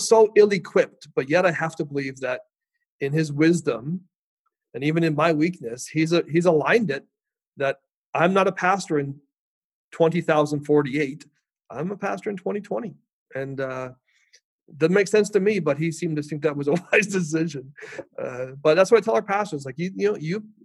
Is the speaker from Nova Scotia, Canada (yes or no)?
yes; Port Hawkesbury, Nova Scotia, Canada; My little church that I grew up in Port Hawkesbury